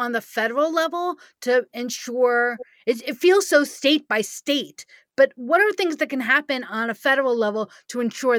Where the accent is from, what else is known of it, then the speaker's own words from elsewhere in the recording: New York, United States; also born or lived in California; I grew up in New York, and I spent part of my childhood in California, and so many other states.